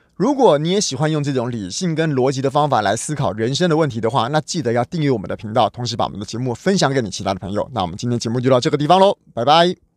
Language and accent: Chinese; Taiwan; 我们台湾人